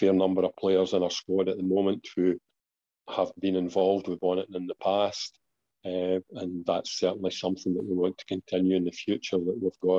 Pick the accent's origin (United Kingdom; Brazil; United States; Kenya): United Kingdom; Kilmarnock, Scotland; I came from Kilmarnock.